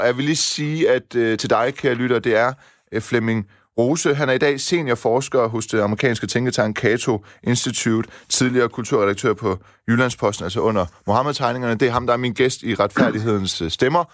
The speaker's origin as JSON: {"language": "Danish", "country": "Iran", "moved": "yes", "said": "Jeg stammer jo fra Iran"}